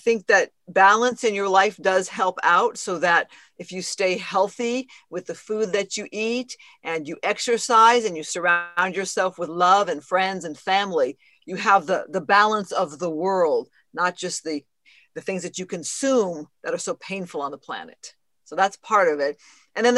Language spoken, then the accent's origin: English; outskirts of Phoenix, Arizona, United States; moved away as an adult; now in Los Angeles, United States; I grew up in Arizona, kind of on the outskirts of Phoenix